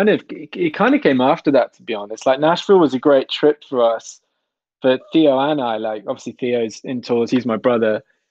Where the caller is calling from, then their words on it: South West England, United Kingdom; I'm in Devon in the southwest.